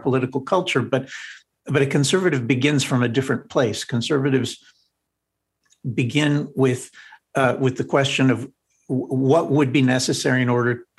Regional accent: New Jersey, United States; I studied in high school growing up in New Jersey

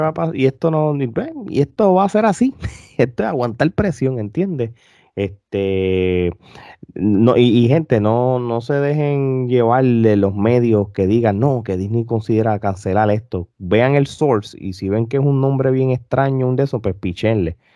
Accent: Puerto Rico; moved away as an adult; now in United States; cuando yo me mudé para acá, hace muchos años, eh, casi más de 10 años atrás, pues hubo momentos de que tú como siendo puertorriqueño

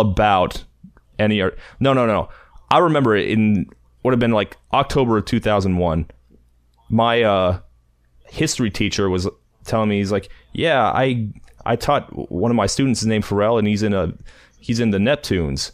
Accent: Virginia Beach, Virginia, United States; I grew up again in Virginia Beach

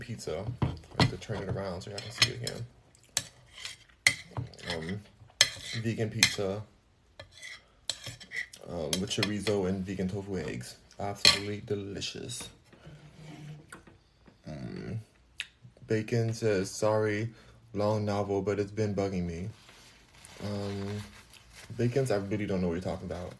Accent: Los Angeles, California, United States; also born or lived in Houston, Texas; Los Angeles, California, but I'm in Houston right now

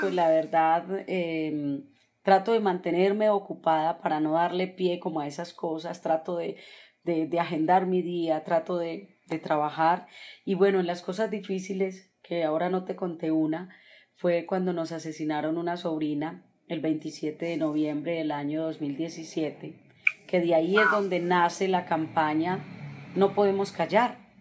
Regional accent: Sabanalarga, Antioquia, Colombia; moved away; also born or lived in Medellín; Vendía tamales en Sabana Larga, Antioquia, para ayudarle a mi madre

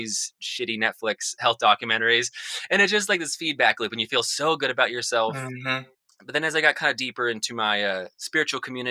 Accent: Salt Lake City, Utah, United States; I grew up in Salt Lake City, Utah, which is a very suburban area

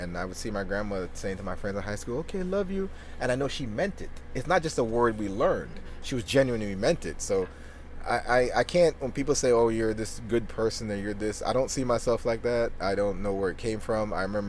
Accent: Ireland; now in United States; I knew I was loved and cherished growing up in Ireland. So that's not something we use. When we came to America, people were like, "I love you."

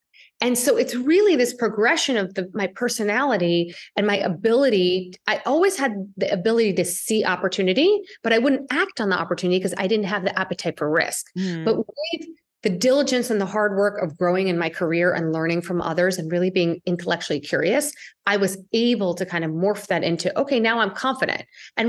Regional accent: India; I'm Indian.

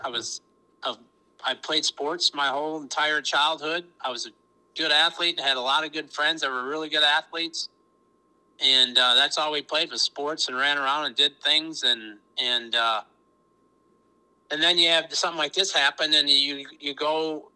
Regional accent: Minnesota, United States; grew up in Minnesota, small town, thousand people

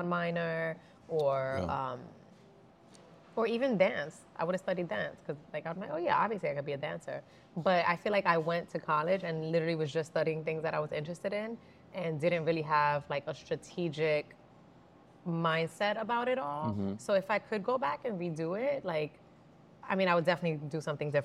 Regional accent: New York City, New York, United States; I'm from the Bronx. I wanted to work with people, like, you know, I grew up around

